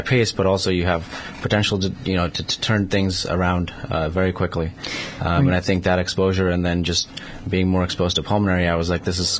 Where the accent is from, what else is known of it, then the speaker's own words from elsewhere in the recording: New York, United States; moved away as an adult; also born or lived in Manhattan / Brooklyn / Long Island; now in Connecticut, United States; I grew up mostly in New York. So, you know, went to high school and, you know, middle school and college and pretty much, so Manhattan, Brooklyn, Long Island.